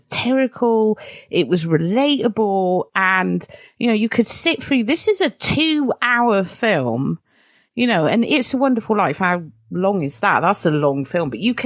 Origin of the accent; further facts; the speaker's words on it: United Kingdom; I say that as a Brit